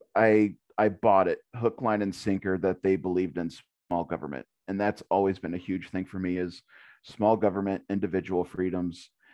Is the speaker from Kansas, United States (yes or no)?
yes; Little River, Kansas, United States; born and raised in Little River.